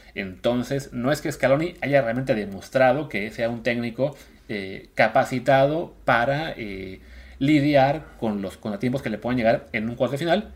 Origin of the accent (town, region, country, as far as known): Mexico; now in Barcelona, Spain